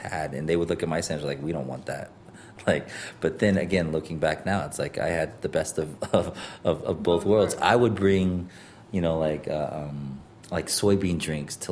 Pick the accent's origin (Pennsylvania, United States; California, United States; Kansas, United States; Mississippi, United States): Kansas, United States; Wichita; also born or lived in Laos / Montpelier, Vermont; now in New York, United States; growing up in Kansas